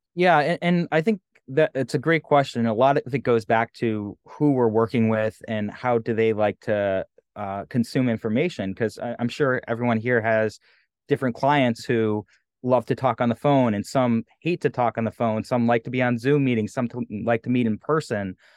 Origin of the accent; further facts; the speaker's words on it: New England, United States; I'm from New England